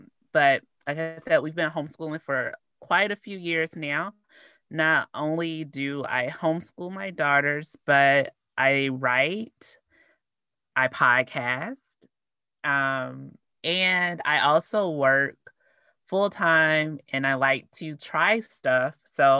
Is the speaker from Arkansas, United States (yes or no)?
yes; Arkansas, United States; now in Midwest; I need to work on my accent and the way that I speak because people were rude and not nice. And it made me change part of who I am.